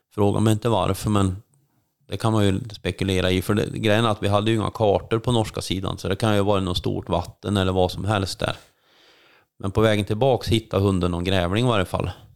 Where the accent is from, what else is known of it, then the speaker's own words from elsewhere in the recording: Värmland, Sweden; moved away as an adult; now in Älvdalen, Sweden; jag är ju född uppväxt i Värmland